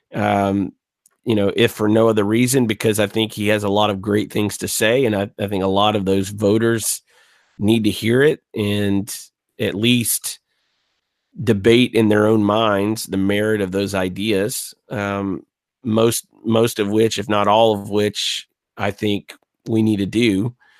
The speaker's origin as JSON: {"language": "English", "region": "Gulf Coast", "country": "United States", "said": "I, I'm from the Gulf Coast"}